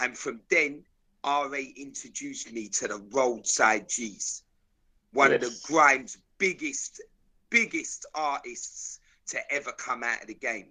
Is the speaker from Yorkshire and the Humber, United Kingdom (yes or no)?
no; London, United Kingdom; I'm from South London, big man, my whole life